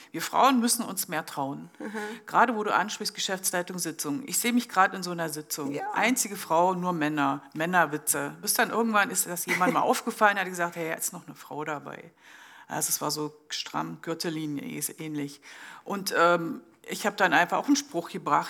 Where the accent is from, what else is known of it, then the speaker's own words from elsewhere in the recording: Germany; now in Switzerland; ich komme ursprünglich aus Deutschland